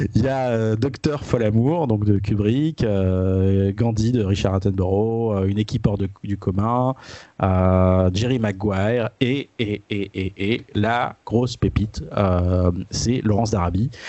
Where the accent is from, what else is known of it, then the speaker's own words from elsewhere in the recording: France; chez nous en France